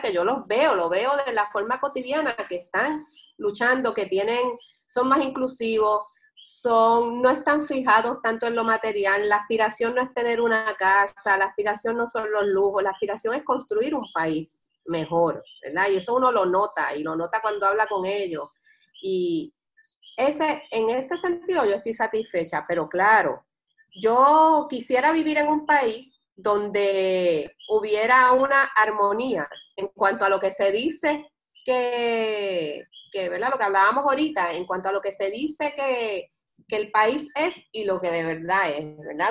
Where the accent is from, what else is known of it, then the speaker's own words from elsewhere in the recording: Puerto Rico; nosotros los puertorriqueños tenemos una identidad cultural fuerte